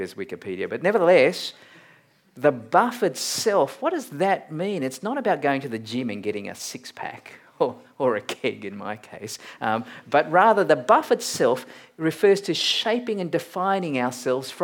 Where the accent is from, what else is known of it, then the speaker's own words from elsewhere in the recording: Malaysia; now in Australia; I'm a Malaysian-born Chinese-Australian